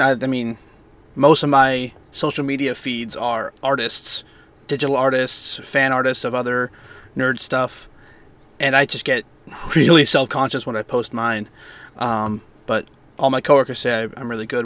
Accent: Bay Area, California, United States; I grew up in the Bay Area mostly

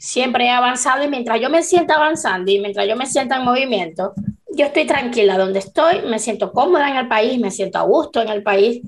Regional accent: Venezuela; moved away as an adult; now in Chile; yo cuando salí de Venezuela

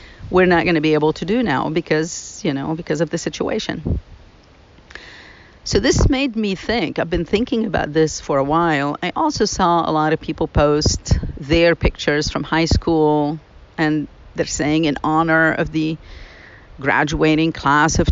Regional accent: Lebanon; moved away as an adult; now in United States; I grew up in Lebanon.

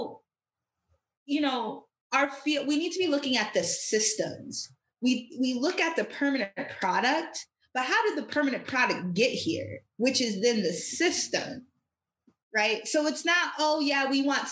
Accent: Michigan, United States; I'm from Michigan and we have Western Michigan University here

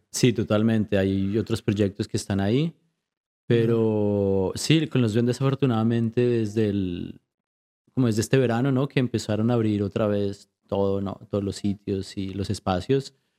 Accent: Colombia; now in Vancouver, Canada; creciendo en Colombia

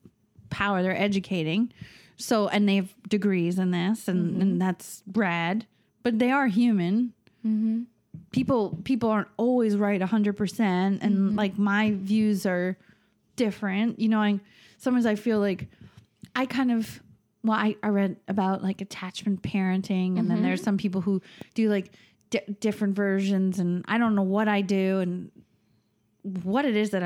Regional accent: New York, United States; oh, I'm from Long Island. Like, my Spanish is so terrible.

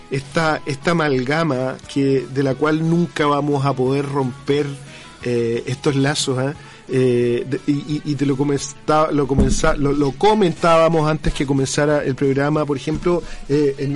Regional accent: Curicó, Maule, Chile; moved away as an adult; also born or lived in Santiago; Oye, para los guasitos de Curicó, porque así nos trataban cuando nos íbamos a Santiago a estudiar

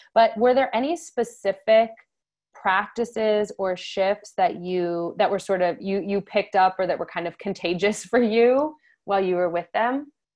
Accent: Connecticut, United States; I'm from Connecticut

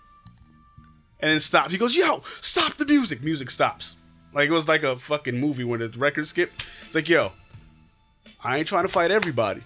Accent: Bridgeport, Connecticut, United States; I was born and raised on the East End, and then moved to the North End.

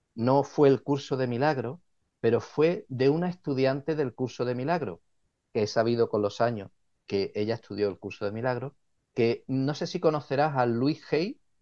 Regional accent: Cádiz, Andalusia, Spain; moved away as an adult; now in Ottawa, Canada; Yo nací en, España, en la ciudad de Cádiz

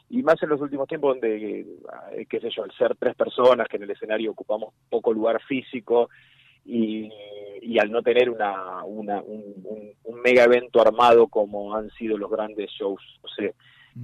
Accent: Argentina; era así como todo argentino futbolero de mi generación

